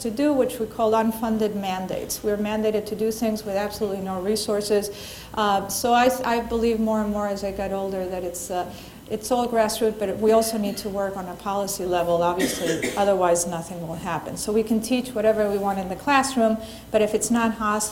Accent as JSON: {"language": "English", "country": "Argentina", "said": "I'm from Argentina, and my cultural background has nothing to do with my Spanish-speaking colleagues in the Dominican Republic"}